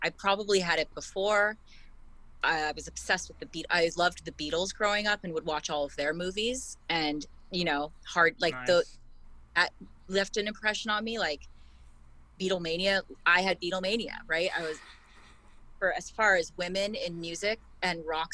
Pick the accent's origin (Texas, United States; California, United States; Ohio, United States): California, United States; Berkeley; I grew up in Berkeley.